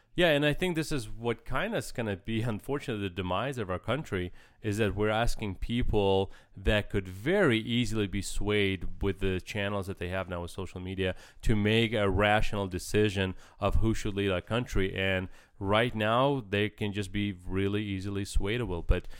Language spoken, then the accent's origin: English; Ukraine; moved away; I grew up in Ukraine